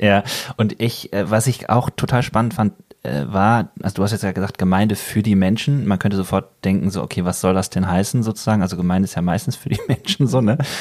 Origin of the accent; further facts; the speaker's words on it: Bergisches Land, North Rhine-Westphalia, Germany; now in Ruhr area, Germany; ich komme aus dem Bergischen und da sagt man eher so Birne